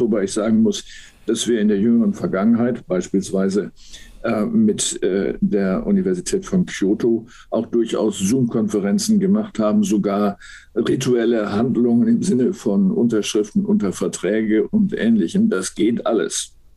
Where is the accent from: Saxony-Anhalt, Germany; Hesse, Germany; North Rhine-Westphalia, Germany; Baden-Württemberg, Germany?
North Rhine-Westphalia, Germany; Münster; moved away as an adult; also born or lived in Berlin; now in Hamburg, Germany; meiner Heimatstadt Münster